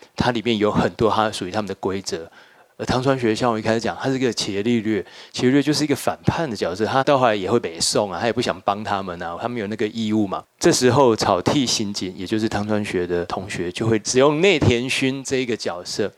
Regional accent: Taiwan; 我们作为一个台湾人，我们也应该要读这本书

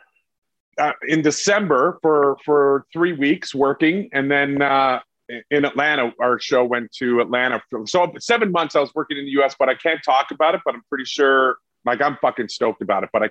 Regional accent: Winnipeg, Manitoba, Canada; moved away; also born or lived in Los Angeles / Vancouver; I was raised in Winnipeg, right in the middle of Canada there by North Dakota.

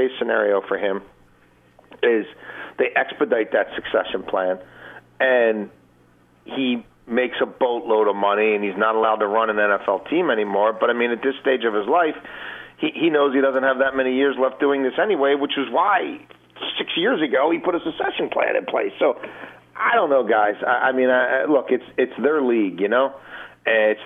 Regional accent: Baltimore, Maryland, United States; Growing up in Baltimore in the early 80s

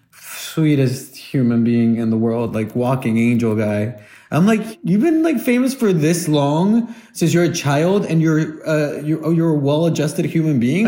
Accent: Guatemala; now in United States; I come from Guatemala

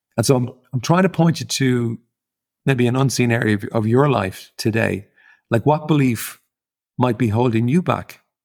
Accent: Ireland; as an Irish person growing up in Ireland

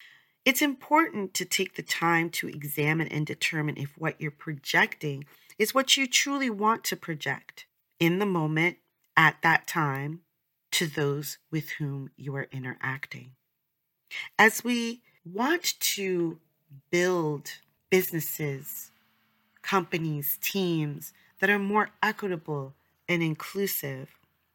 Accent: New York, United States; I'm from New York, shout out to New Yorkers, I love New York

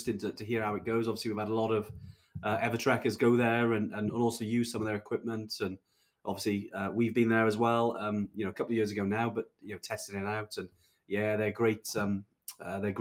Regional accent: Welsh, Wales, United Kingdom; I'm definitely Welsh, and but I don't speak the language

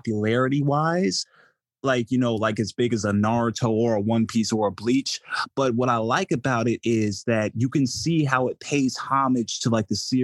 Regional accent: New Jersey, United States; I'm from New Jersey

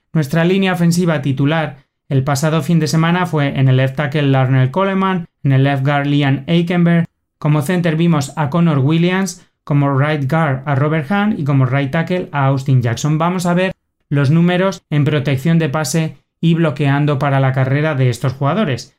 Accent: Spain; en nuestro territorio español

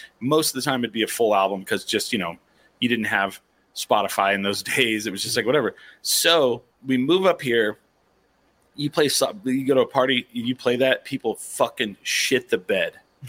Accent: Eastern New Mexico, United States; moved away; I grew up in Eastern New Mexico.

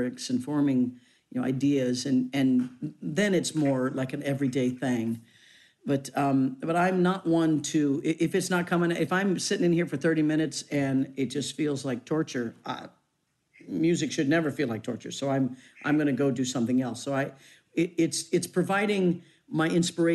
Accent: Leavenworth, Kansas, United States; moved away; I come from Leavenworth, Kansas

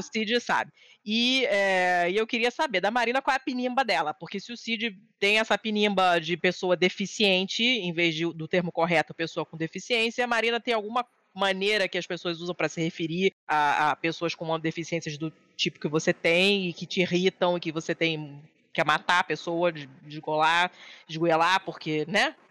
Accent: Rio de Janeiro, Brazil; moved away; no prédio onde eu nasci, fui criada no Rio

